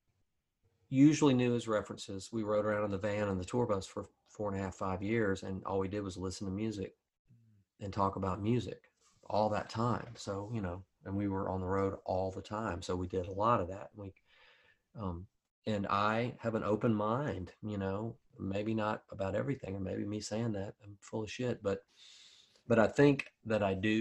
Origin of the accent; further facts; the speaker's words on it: Mobile, Alabama, United States; it's my hometown, Mobile, Alabama